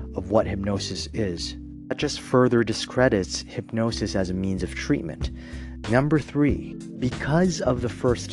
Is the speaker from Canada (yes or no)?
yes; Toronto, Ontario, Canada; I'm from Toronto